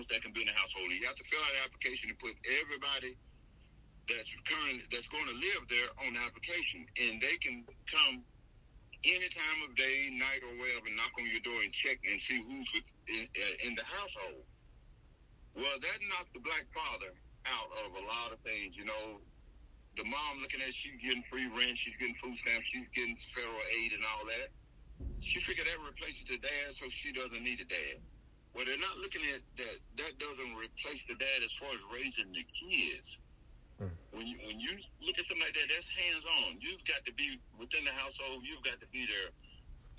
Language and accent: English; Mississippi, United States; also born or lived in Miami, Florida; I was raised in the South. I was born in Miami, but we moved to Mississippi when I was 7